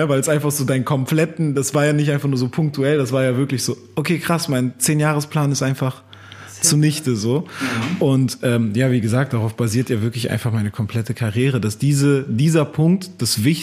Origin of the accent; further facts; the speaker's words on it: Hamburg, Germany; now in Berlin, Germany; als ich damals nach Berlin gezogen bin, ich komme ja auch aus Hamburg, als ich nach Berlin gezogen bin